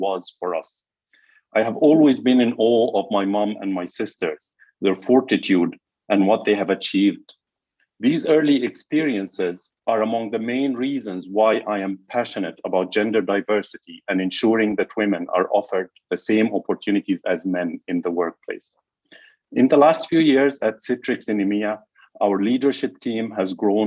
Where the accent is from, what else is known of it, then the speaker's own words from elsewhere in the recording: Egypt; Growing up in Egypt